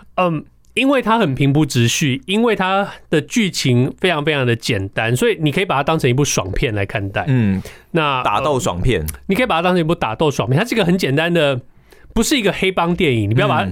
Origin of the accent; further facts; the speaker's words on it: Taiwan; 我们台湾人